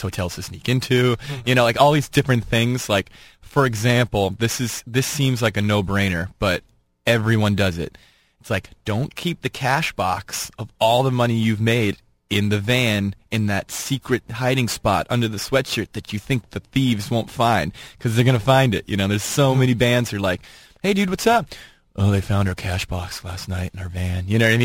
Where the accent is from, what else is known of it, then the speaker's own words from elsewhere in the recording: Boston, Massachusetts, United States; we're from Boston